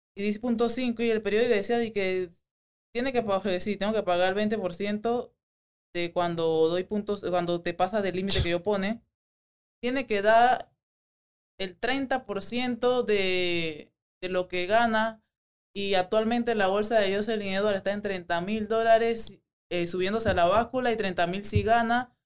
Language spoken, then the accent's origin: Spanish; Panama; moved away as an adult; now in Las Vegas, United States; Soy la única panameña, 100% panameña